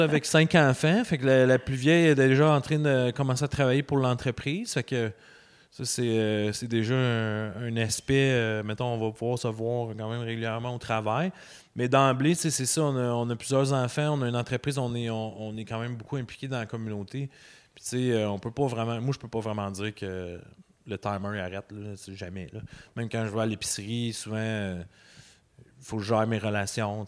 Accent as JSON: {"language": "French", "town": "Douglastown", "region": "Quebec", "country": "Canada", "tie": "born or raised there", "moved": "as an adult", "lives_now": "Murdochville, Canada", "said": "j'ai été élevé à Douglastown."}